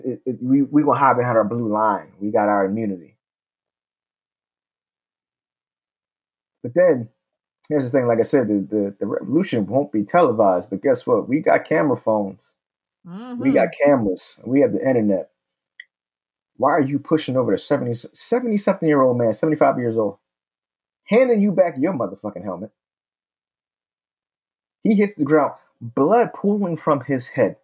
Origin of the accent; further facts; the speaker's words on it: Pennsylvania, United States; my hometown of Pennsylvania.